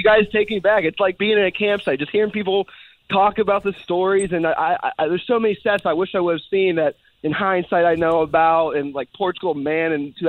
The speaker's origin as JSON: {"language": "English", "town": "Pittsburgh", "region": "Pennsylvania", "country": "United States", "said": "I'm from Pittsburgh. I live up here."}